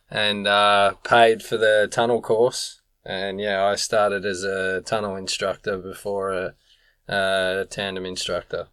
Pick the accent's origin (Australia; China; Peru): Australia; moved away; I'm from Australia. land down under.